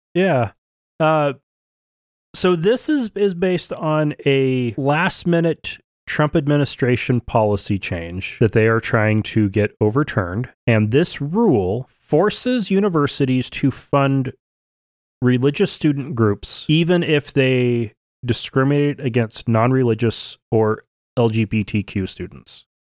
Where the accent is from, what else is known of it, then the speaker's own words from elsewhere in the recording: Oregon, United States; now in Idaho, United States; growing up in Oregon